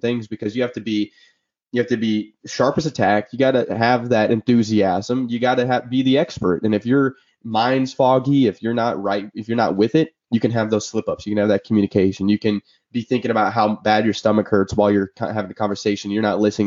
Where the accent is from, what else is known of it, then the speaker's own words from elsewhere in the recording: Illinois, United States; moved away; I'm from Illinois, Midwest boys